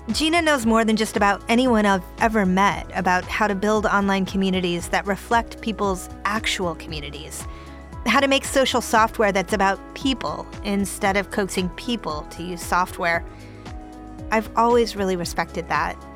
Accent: Cupertino, California, United States; I grew up in Cupertino.

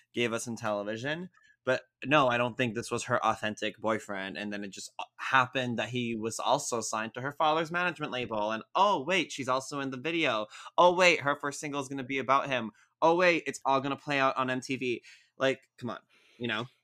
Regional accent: Montreal, Quebec, Canada; I'm from Montreal, so our legal age is eighteen

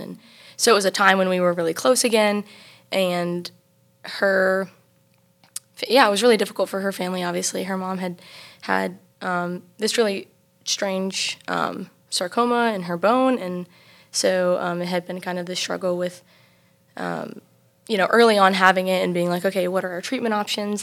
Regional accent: Travelers Rest, South Carolina, United States; I am from Travelers Rest, South Carolina.

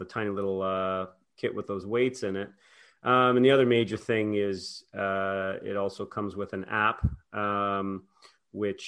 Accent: Prince Edward Island, Canada; I grew up in Prince Edward Island, Canada

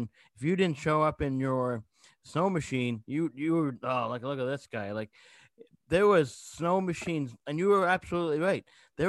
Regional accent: Gander, Newfoundland and Labrador, Canada; I'm from Newfoundland. I was born in 83. I was born in Gander, Newfoundland.

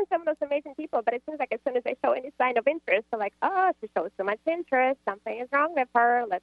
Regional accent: Russia; now in Georgia, United States; I'm calling from Georgia. It's amazing. Yay. And I'm originally from Russia.

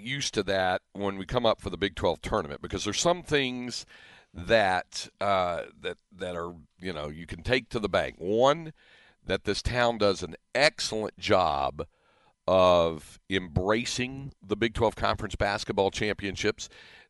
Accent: Greensboro, North Carolina, United States; It does remind me a bit of when I grew up in North Carolina, what the ACC tournament meant to Greensboro, growing up in my hometown, what it was like there.

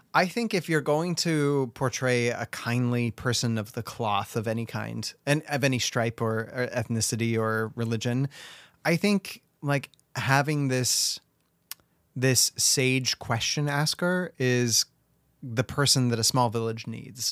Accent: United States; as an American

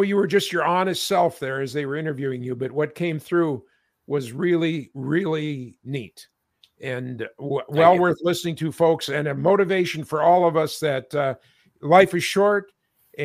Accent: Minnesota, United States; in my hometown

